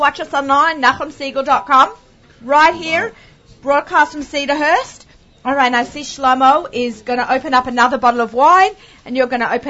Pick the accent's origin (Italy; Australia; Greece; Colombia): Australia; moved away; I know, I'm Australian.